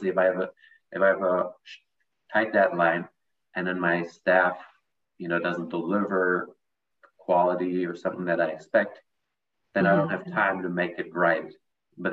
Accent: Germany; moved away as an adult; now in United States; I'm actually also from Germany. I've been living in the United States for 7 years.

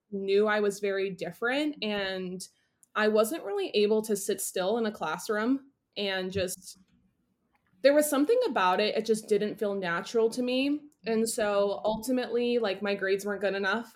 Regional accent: Northeast, United States; now in Boston, United States; I grew up in the Northeast. I am a city girl living in Boston

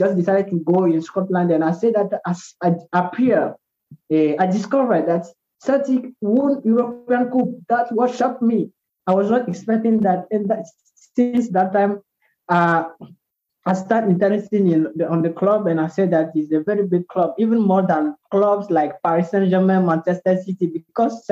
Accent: Togo; now in Benin; I'm from Togo. I live in Benin

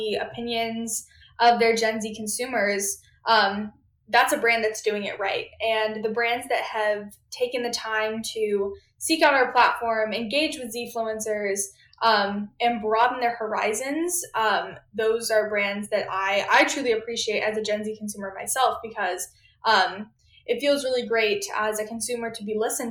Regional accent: Austin, Texas, United States; moved away as an adult; now in Washington, D.C., United States; growing up in Austin, Texas

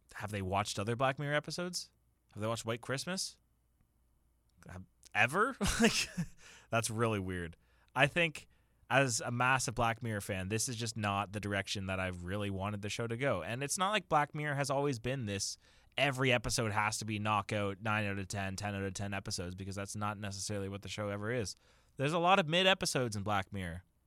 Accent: Waterloo, Ontario, Canada; it's my hometown

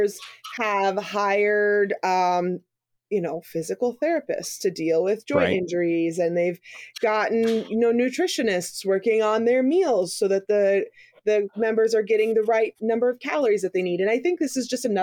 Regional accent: Missouri, United States; I'm from Missouri

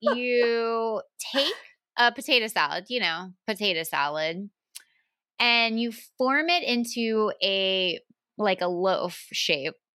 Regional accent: the South, United States; I'm from the South

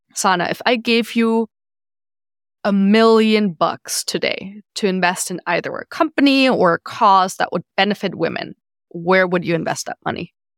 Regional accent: Germany; moved away; I'm from Germany

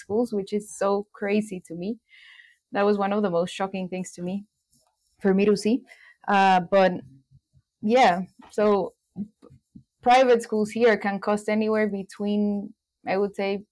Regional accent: Guatemala; in Guatemala, I grew up in the coast, which is 2 hours away from the city, and it was like the small town kind of life

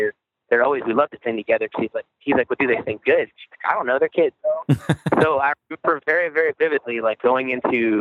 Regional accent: Virginia, United States; moved away as an adult; also born or lived in Maryland / Washington, D.C. / Charlotte, North Carolina; I grew up in Virginia

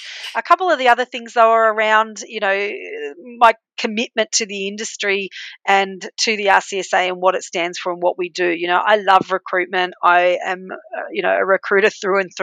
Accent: Australia; accent: Aussie; So, yes, I was born in Australia and I have an Aussie accent

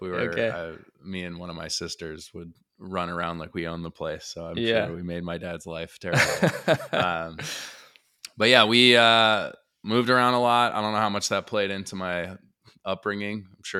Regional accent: Illinois, United States; Well, I was born in the Chicago area

